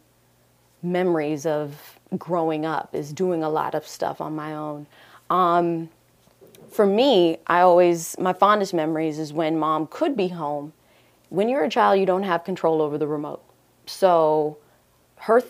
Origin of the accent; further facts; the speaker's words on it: Fort Lauderdale, Florida, United States; also born or lived in Jamaica; now in Huntsville, United States; I grew up in Fort Lauderdale, but we left Jamaica. My mother left Jamaica when she was right after she had me, basically. So I'm really a Floridian, but I'm born in Jamaica